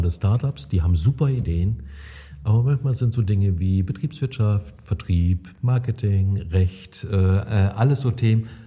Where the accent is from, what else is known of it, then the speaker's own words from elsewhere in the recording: North Rhine-Westphalia, Germany; das dürften wir uns als Münsterländer öfter mal vor